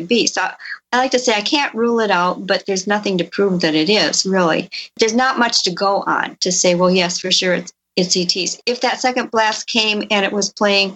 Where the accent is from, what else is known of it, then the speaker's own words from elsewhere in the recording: Elkhorn, Wisconsin, United States; my hometown of Elkhorn, Wisconsin